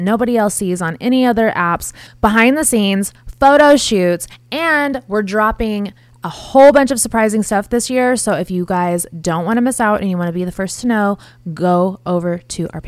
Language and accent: English; Las Vegas, Nevada, United States; I'm from Vegas.